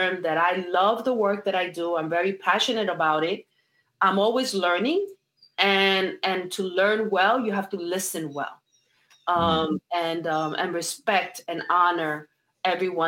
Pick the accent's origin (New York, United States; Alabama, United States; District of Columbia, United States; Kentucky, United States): New York, United States; New York City; also born or lived in Puerto Rico (ancestry); now in New Jersey, United States; My parents are from Puerto Rico, but I was born and raised in New York City. So I'm a New York. I consider myself a New York Rican